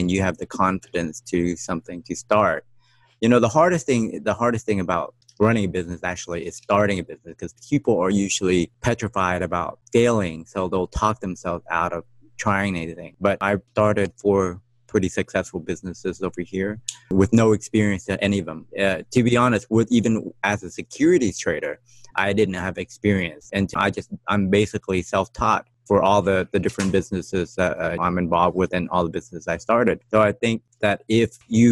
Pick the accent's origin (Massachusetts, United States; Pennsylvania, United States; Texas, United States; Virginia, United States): Texas, United States; moved away as an adult; now in Taiwan; growing up in Texas